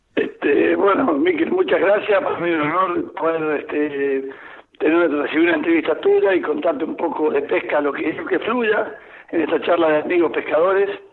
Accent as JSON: {"language": "Spanish", "region": "Mendoza", "country": "Argentina", "said": "mi tierra, la provincia de Mendoza"}